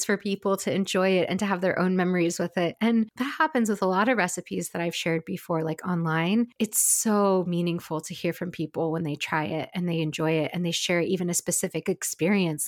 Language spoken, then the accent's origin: English; Pacific Northwest, United States; moved away as an adult; also born or lived in California; growing up in the Pacific Northwest, living in California, and then also moving back to the Pacific Northwest